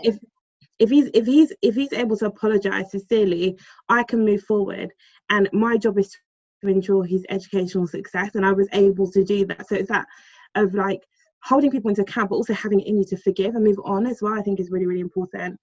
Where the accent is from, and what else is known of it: London, United Kingdom